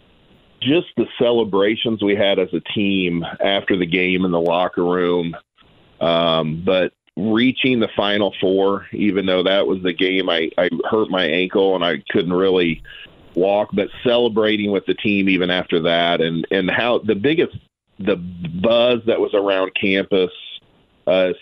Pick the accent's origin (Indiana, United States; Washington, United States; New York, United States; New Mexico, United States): Indiana, United States; Noblesville; we're from Noblesville